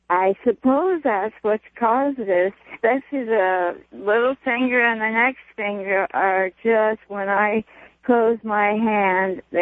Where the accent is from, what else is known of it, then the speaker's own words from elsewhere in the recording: Los Angeles, California, United States; In LA.